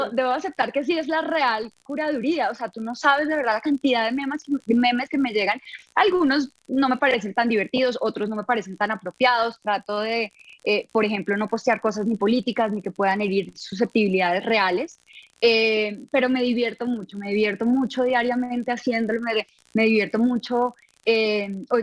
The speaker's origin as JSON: {"language": "Spanish", "town": "Bucaramanga", "region": "Santander", "country": "Colombia", "moved": "yes", "lives_now": "Bogotá, Colombia", "said": "Eh, cuando yo salí de Bucaramanga, nadie daba un peso por mí. Eh, todo el mundo me decía, estás loca, que te vas a ir a Bogotá"}